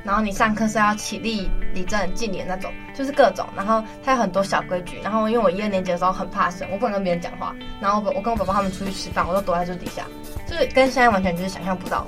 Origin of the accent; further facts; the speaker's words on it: Hualien, Hualien County, Taiwan; 我小，国小是在花莲市